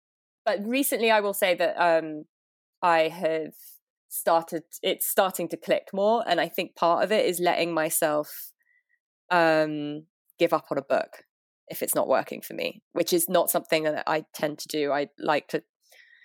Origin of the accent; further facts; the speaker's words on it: London, United Kingdom; moved away as an adult; now in New York, United States; I'm from London. I've lived in New York for 6-7 years now, and I'm based in Brooklyn